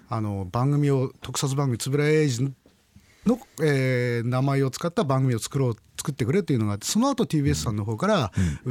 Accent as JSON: {"language": "Japanese", "region": "Akita", "country": "Japan", "tie": "born or raised there", "said": "僕は秋田県出身なんですけども"}